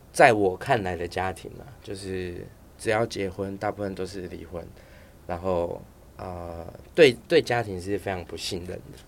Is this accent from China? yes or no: no; Taiwan; also born or lived in Taipei; 我是眷村长大的小孩